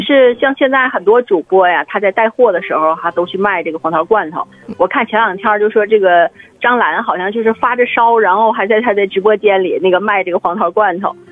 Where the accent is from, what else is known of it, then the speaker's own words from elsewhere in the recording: Siping, Jilin, China; 小时候我是在那个吉林四平